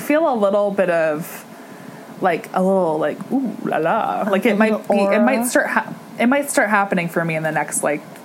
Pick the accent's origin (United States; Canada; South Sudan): Canada; East Coast; we grew up on the East Coast, so, like, we never saw, like, mountains.